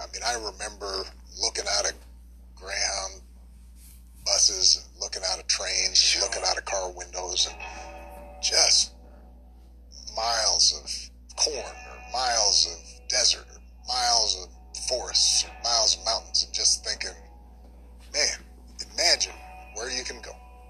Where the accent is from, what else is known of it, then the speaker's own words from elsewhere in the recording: Hawaii, United States; where I am is paradise in Hawaii, right?